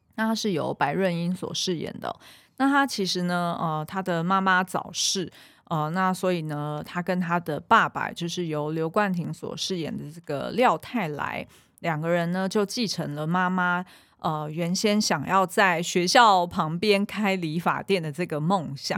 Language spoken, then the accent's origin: Chinese; Taiwan; 我小时候是在眷村长嗯。大的